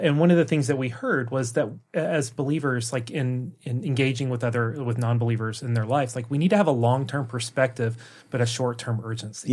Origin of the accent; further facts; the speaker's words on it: the South, United States; moved away as an adult; now in Norway; an American from the South